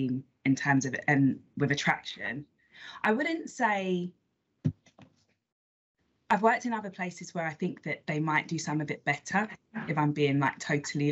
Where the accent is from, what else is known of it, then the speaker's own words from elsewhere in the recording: London, United Kingdom; I live in East London now, but I'm actually originally, so I'm from North London, Islington, not the nice bit